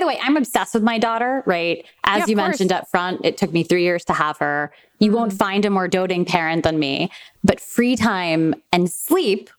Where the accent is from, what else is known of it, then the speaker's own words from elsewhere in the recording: New York City, New York, United States; moved away; I grew up in Queens, which is an incredible place to grow up